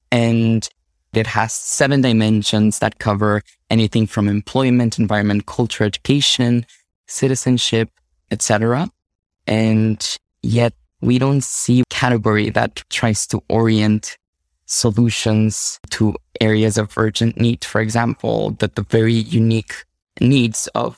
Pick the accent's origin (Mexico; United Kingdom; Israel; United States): Mexico; first language Spanish; English is a second language; now in Canada; I personally come from Mexico. My first language is Spanish.